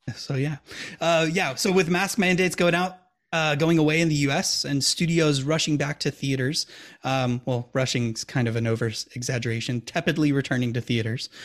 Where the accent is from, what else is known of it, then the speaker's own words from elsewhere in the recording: Milwaukee, Wisconsin, United States; we're from Milwaukee, Wisconsin